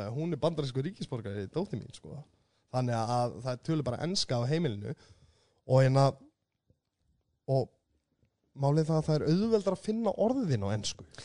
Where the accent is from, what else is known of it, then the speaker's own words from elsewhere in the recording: Reykjanesbær, Southern Peninsula, Iceland; ég er úr Reykjanesbæ, ég er úr Keflækinu